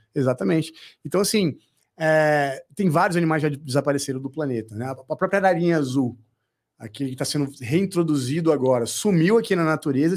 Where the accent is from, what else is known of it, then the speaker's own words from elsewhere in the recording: Brasília, Federal District, Brazil; eu sou de Brasília